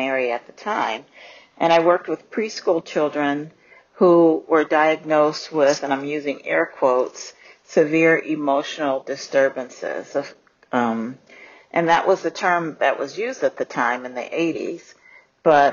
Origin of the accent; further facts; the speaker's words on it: Michigan, United States; moved away as an adult; also born or lived in Florida; I grew up in Michigan